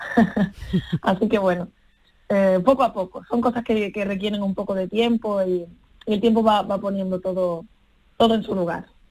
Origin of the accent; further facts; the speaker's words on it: Seville, Andalusia, Spain; moved away as an adult; also born or lived in Paris, France; Aquí en Andalucía y sobre todo en, en los pueblos de donde yo vengo, en Sevilla